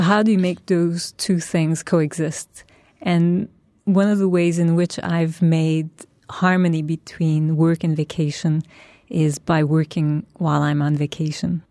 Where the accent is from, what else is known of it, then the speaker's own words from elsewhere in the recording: Turkey; now in New York, United States; my roots are in Turkey. That's my past. That's where, where I grew up and that's my culture, my family